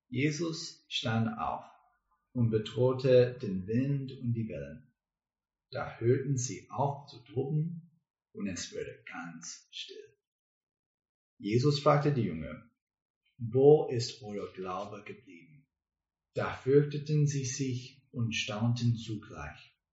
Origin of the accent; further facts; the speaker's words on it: United States; German is a second language; now in Germany; Wir kommen aus den USA, aber jetzt wohnen und arbeiten wir in das Viertel.